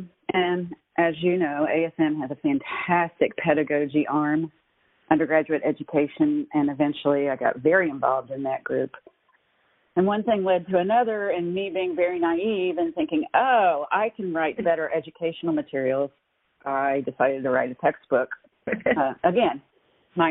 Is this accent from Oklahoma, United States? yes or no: no; Eastern Kentucky, United States; growing up in Eastern Kentucky, as I did